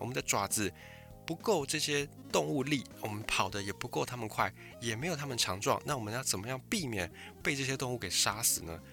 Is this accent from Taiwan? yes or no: yes; Taiwan; 我是在一个算是蛮传统的闽南家庭